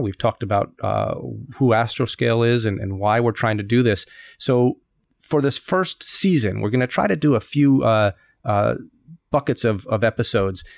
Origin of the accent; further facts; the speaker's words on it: United States; moved away as an adult; now in Tokyo, Japan; an American living in Tokyo